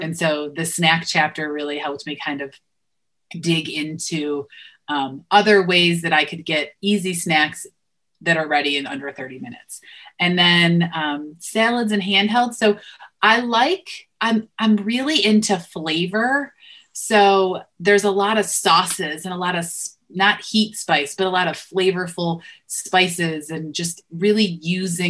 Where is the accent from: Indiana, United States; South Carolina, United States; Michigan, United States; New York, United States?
New York, United States; Western; I grew up in Western New York, so buffalo wings were a huge, you know, a pretty regular thing